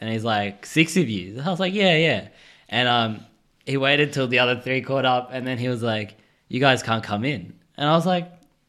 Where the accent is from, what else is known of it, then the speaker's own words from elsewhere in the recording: Townsville, Queensland, Australia; now in Sydney, Australia; I'm from Townsville